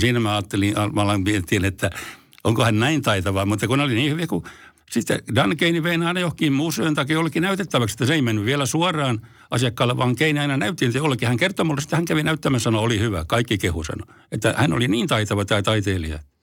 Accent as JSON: {"language": "Finnish", "town": "Forssa", "region": "Tavastia Proper", "country": "Finland", "tie": "born or raised there", "also_born_or_lived": "Helsinki", "said": "Forssaan olen syntynyt, tai syntynyt Helsingissä, mutta mä taisin olla sellainen vaikea tapaus, niin mä kävin täällä vaan tulemassa rääkäsemässä ja sitten muutin Forssaan ihan siellä, että olen forssalainen."}